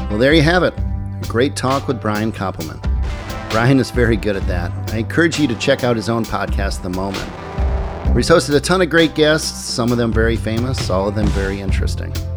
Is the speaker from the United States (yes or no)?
yes; Midwest, United States; now in New York, United States; growing up in the Midwest. I moved to New York